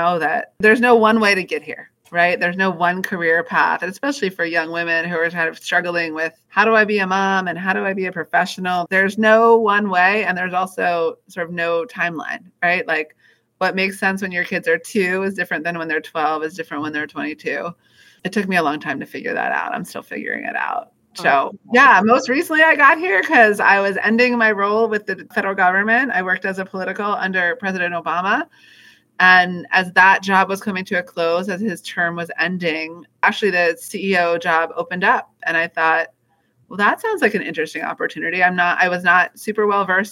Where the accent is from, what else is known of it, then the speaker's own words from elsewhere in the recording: Washington, District of Columbia, United States; I grew up here in Washington, D.C.